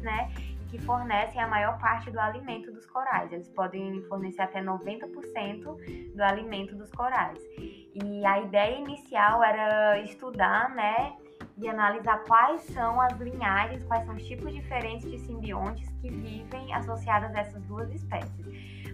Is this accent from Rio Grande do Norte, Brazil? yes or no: no; Ceará, Brazil; moved away as an adult; now in Macaé, Brazil; eu sou do Ceará